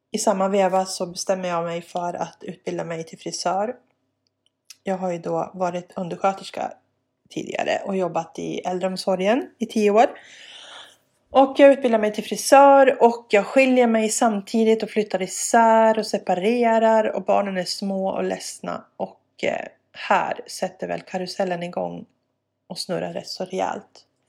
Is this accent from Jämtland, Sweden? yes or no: yes; Jämtland, Sweden; also born or lived in Bolivia; växte jag upp där på landet, rätt så ensam